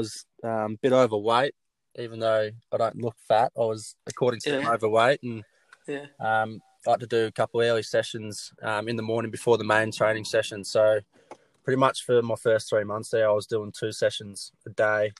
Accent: Geelong, Victoria, Australia; my hometown

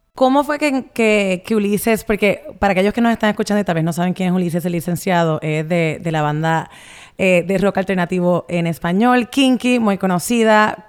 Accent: Puerto Rico; yo soy puertorriqueña. Así que crecí y nací con reggaetón en la sangre.

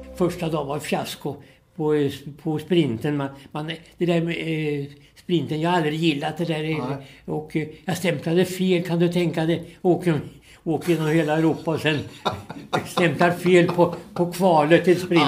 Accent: Vikbolandet, near Norrköping, Östergötland, Sweden; då föddes jag ute på en bondgård ute på Vikbolandet som ligger en, eh, tre mil här utifrån Norrköping

